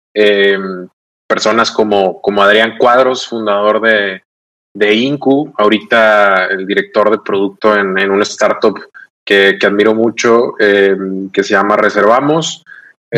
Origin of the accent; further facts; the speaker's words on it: Los Mochis, Sinaloa, Mexico; now in Monterrey, Mexico; soy regio adoptado. Vivo en mm. Monterrey desde, desde hace ya cerca de 15 años. Em, eh, pero soy de Sinaloa, soy de los Boches, Sinaloa.